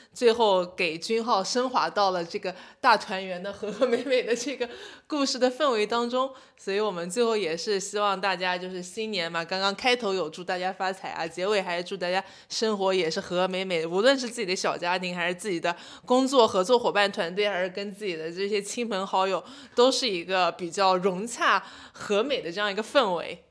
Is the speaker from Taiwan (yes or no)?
no; Hangzhou, Zhejiang, China; 像我一直在杭州这种城市长大的小孩儿